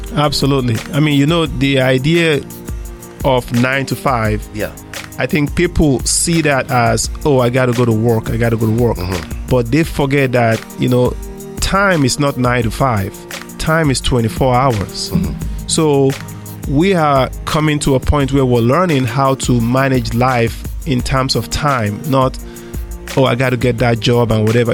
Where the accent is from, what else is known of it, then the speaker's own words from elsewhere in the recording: Nigeria; moved away as an adult; now in United States; I grew up in Africa, Nigeria.